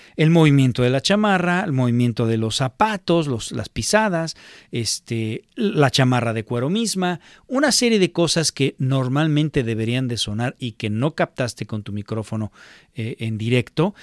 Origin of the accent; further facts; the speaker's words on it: Mexico; moved away; en México le iba yo a la América